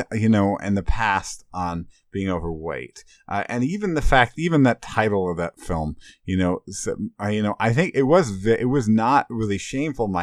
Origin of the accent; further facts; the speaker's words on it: Illinois, United States; I grew up in Illinois